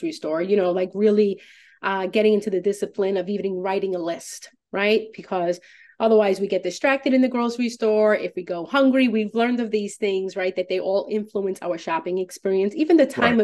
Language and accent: English; New York City, New York, United States; moved away as an adult; now in Fairfield County, United States; I'm originally from New York.